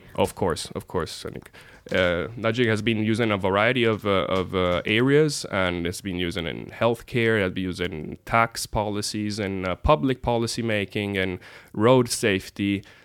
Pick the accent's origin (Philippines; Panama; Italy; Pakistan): Italy; also born or lived in United States; now in Norway; my home country, and uh, used to grow up in the United States